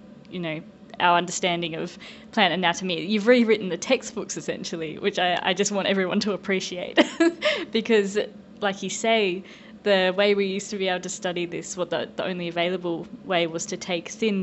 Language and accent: English; Tasmania, Australia; moved away as an adult; now in United States; being a Tasmanian my whole life